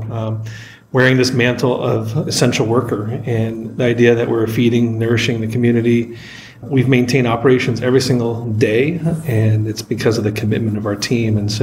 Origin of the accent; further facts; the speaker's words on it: New Jersey, United States; moved away as an adult; now in Manhattan, United States; I grew up in New Jersey